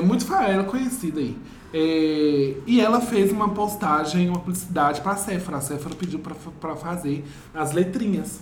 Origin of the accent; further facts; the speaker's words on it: Vale do Aço, Minas Gerais, Brazil; A gente está em Amsterdã, mas a gente é lá do Vale do Aço.